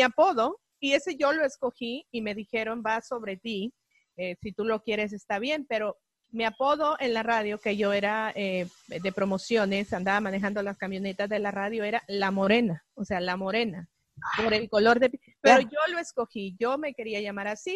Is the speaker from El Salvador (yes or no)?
yes; El Salvador; now in Los Angeles, United States; salvadoreña, eh, vivo 25 años aquí en este país